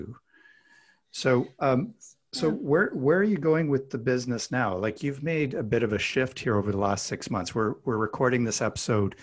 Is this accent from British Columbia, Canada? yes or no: no; Alberta, Canada; I grew up in Alberta, Canada, which is kind of like Texas mixed with Colorado